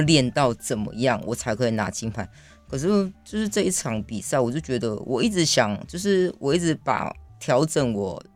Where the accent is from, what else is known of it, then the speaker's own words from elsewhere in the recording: Taiwan; 我是在部落里面长大的